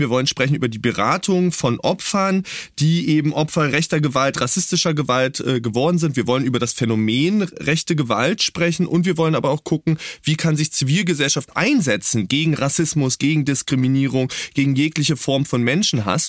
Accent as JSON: {"language": "German", "region": "East Germany", "country": "Germany", "tie": "born or raised there", "said": "ich bin ja in Ostdeutschland aufgewachsen"}